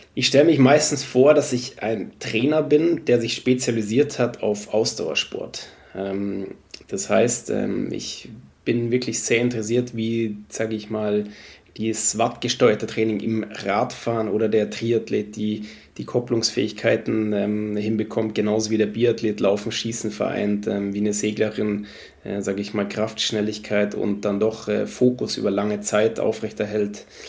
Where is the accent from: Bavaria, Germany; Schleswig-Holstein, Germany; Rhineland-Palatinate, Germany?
Bavaria, Germany; Munich; moved away; also born or lived in Sweden; Ich bin Münchner, bin da, sage ich mal, eineinhalb Stunden aus Rupolding entfernt